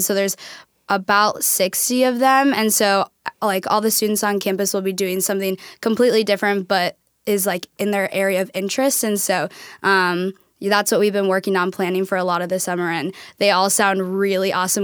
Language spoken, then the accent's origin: English; Hopkins, Minnesota, United States; moved away as an adult; now in Tacoma, United States; I'm from Minnesota